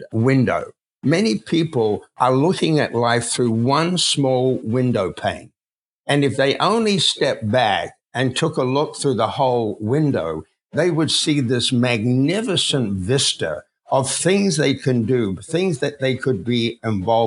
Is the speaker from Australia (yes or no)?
yes; Adelaide, South Australia, Australia; accent: Aussie; now in United States; I have a little bit of an Aussie accent in me, right? And that's because I grew up in Adelaide, Australia.